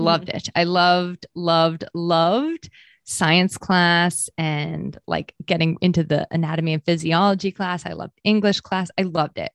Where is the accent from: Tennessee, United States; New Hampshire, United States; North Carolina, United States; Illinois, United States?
New Hampshire, United States; also born or lived in Maine; I actually was born and raised in Maine for, like, the first nine years of my life, and then we moved to New Hampshire after that.